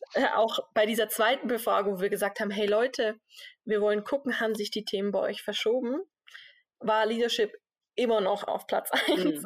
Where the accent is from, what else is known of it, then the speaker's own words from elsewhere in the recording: Switzerland; als Schweizer